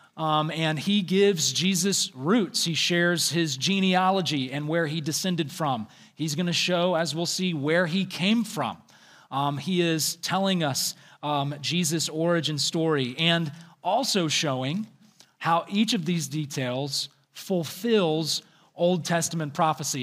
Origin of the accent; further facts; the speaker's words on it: the South, United States; I am from the South